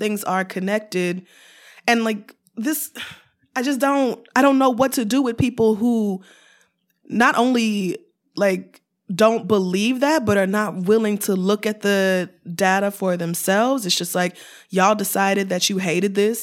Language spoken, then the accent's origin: English; Oklahoma, United States; also born or lived in Louisiana; now in New York, United States; raised in Oklahoma, in a very conservative Christian home